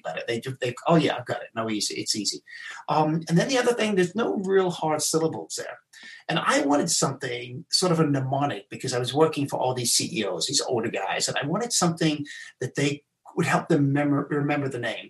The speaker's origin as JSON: {"language": "English", "country": "South Africa", "tie": "born or raised there", "also_born_or_lived": "England", "said": "I was born in England. I left when I was nine. I went to South Africa."}